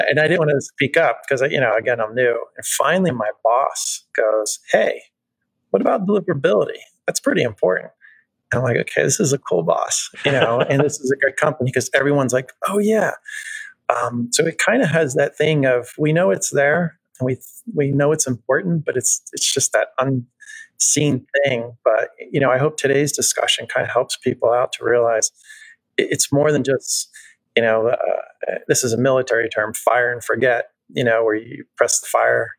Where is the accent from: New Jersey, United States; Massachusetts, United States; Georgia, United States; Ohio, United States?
New Jersey, United States; I'm from Jersey